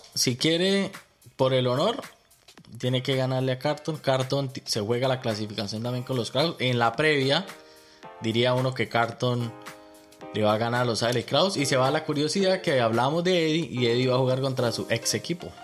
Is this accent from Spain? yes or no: no; Colombia; now in Australia; a los que venimos de Colombia